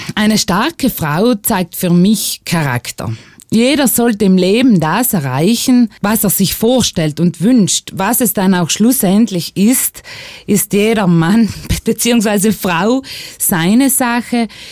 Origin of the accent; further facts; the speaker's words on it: Italy; bei uns in Italien